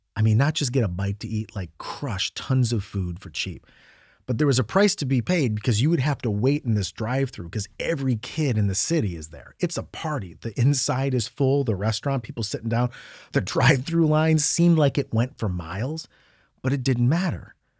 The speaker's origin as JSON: {"language": "English", "town": "Medina", "region": "Ohio", "country": "United States", "tie": "born or raised there", "also_born_or_lived": "New York", "said": "my hometown of Medina, Ohio"}